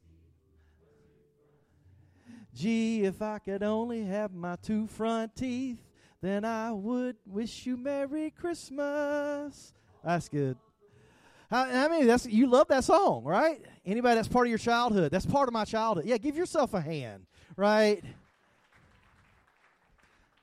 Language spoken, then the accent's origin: English; the South, United States; I'm from the South